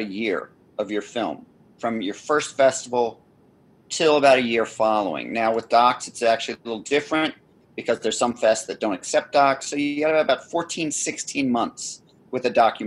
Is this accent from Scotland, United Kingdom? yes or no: yes; Scotland, United Kingdom; I'm Scottish